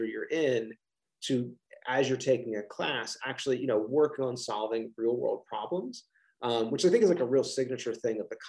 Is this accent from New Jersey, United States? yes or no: no; Philadelphia region, Pennsylvania, United States; I have this wonderful accent, that I'm from the Philadelphia region